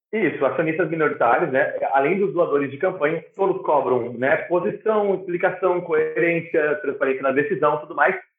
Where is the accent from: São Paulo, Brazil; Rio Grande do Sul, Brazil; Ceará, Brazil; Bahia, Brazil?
Rio Grande do Sul, Brazil; Porto Alegre; also born or lived in Nova Bassano; Sou de Nova Bassano, mas eu morei a, a vida inteira praticamente em Porto Alegre